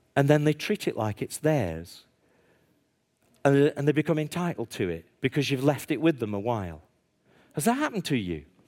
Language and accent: English; Stoke-on-Trent, West Midlands, United Kingdom; I'm from Stoke on Trent